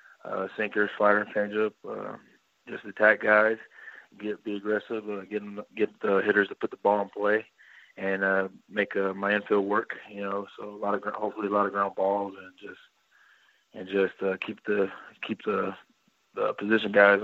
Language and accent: English; Kennedale, Texas, United States; I grew up in Kennedale, Texas. It's about 10 miles from Fort Worth.